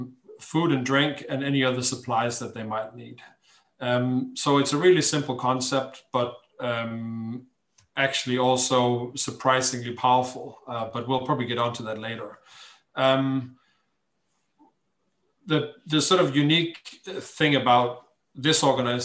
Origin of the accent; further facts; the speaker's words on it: Denmark; moved away as an adult; I'm Danish. I grew up on the Danish West Coast in a hamlet.